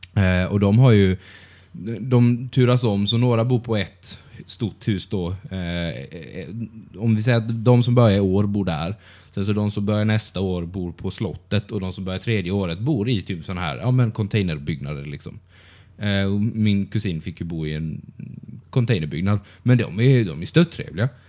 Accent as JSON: {"language": "Swedish", "town": "Karlskrona", "region": "Blekinge", "country": "Sweden", "tie": "born or raised there", "moved": "yes", "said": "min hemstad"}